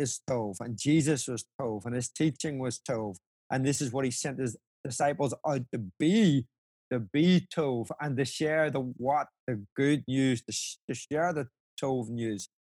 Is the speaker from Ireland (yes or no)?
yes; Ireland; obviously as an Irishman, it warms my heart that, Lord, maybe we could do this again.